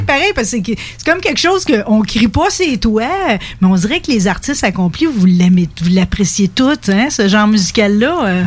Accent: Thetford Mines, Quebec, Canada; je venais de Thetford Mines

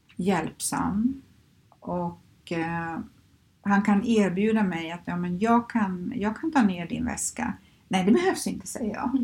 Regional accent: Skövde, Västra Götaland, Sweden; moved away as an adult; now in Stockholm, Sweden; Jag är ju uppvuxen i Skövde och flyttade hit 1989

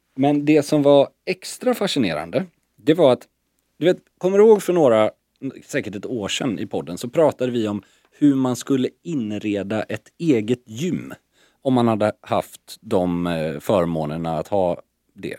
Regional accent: Sweden; also born or lived in Stockholm; som svensk icke-bastare

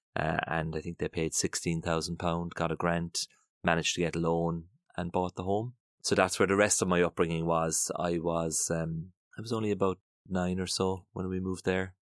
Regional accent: Passage West, Munster, Ireland; very, very happy memories of, of childhood growing up in Passage's West

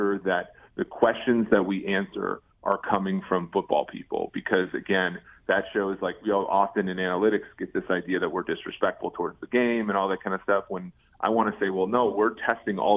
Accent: Minnesota, United States; moved away; also born or lived in Nebraska; I grew up in Minnesota, so I grew up a Vikings fan

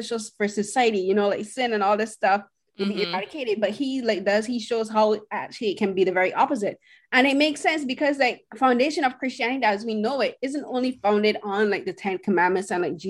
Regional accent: Barbados; I'm from Barbados

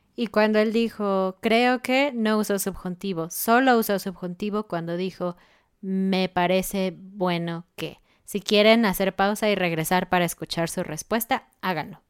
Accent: Mexico

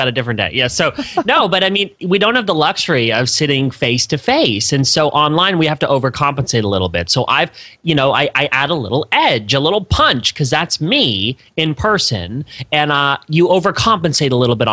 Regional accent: Canada; moved away as an adult; also born or lived in Florida, United States; now in United States; I am Canadian. I like to let people know. Grew up in Canada. I moved to the States. For grad school and just ended up staying.

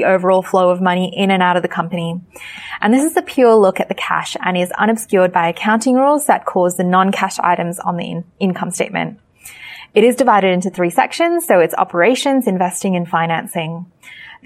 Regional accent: Sri Lanka; moved away; my parents are from Sri Lanka. I'm also from Sri Lanka

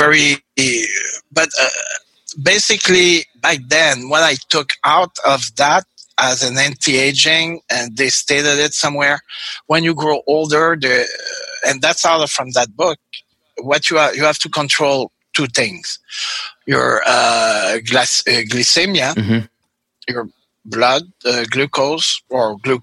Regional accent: Canada; moved away; also born or lived in Mexicali, Mexico; Being Canadian

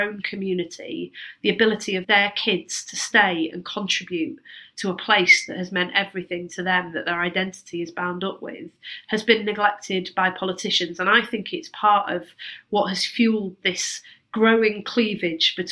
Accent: Manchester, North West England, United Kingdom; I grew up in Manchester

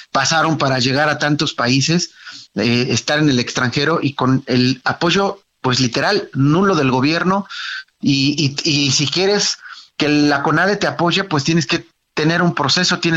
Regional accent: Mexico; un lastimoso 6-0 que como mexicano dices, wow, ¿no?

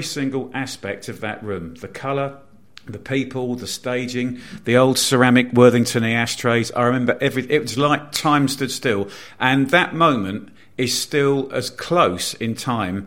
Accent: Bournemouth, South West England, United Kingdom; I grew up in Bournemouth in a very white, very middle class sort of town, village

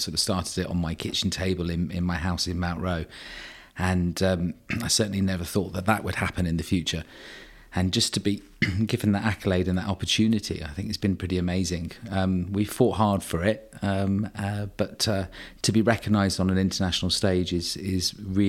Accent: Guernsey; I'm a Guernsey boy. I was born in Guernsey, grew up in Guernsey. I have a very sort of clear understanding of how an island mentality works.

